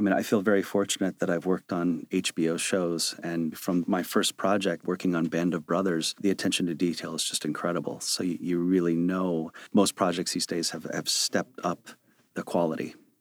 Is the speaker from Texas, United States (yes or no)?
no; Chicago, Illinois, United States; moved away; I was a kid from Chicago who worked in a video store in high school